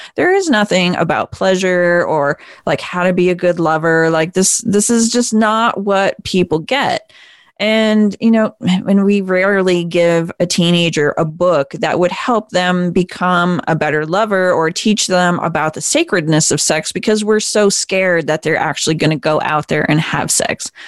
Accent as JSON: {"language": "English", "region": "Vermont", "country": "United States", "tie": "born or raised there", "said": "I grew up in Vermont"}